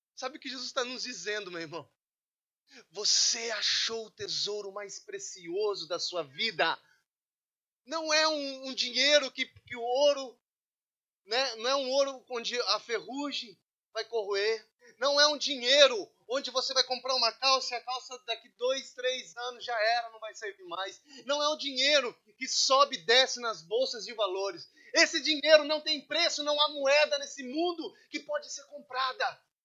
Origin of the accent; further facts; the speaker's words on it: Brazil; moved away; Sou brasileiro